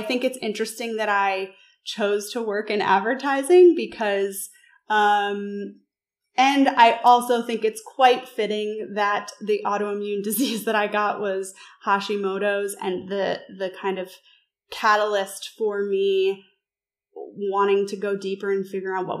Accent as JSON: {"language": "English", "region": "New York", "country": "United States", "moved": "yes", "said": "I'm from New York, lived there after college for over a decade"}